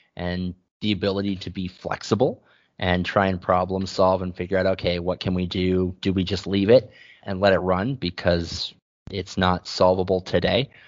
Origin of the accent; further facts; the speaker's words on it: San Diego, California, United States; moved away; I'm originally from San Diego